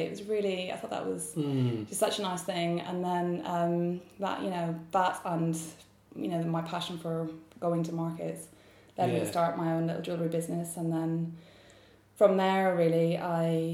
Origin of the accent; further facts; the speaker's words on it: Northern Ireland, United Kingdom; also born or lived in Edinburgh / New Zealand / Dublin; now in London, United Kingdom; I'm originally from Northern Ireland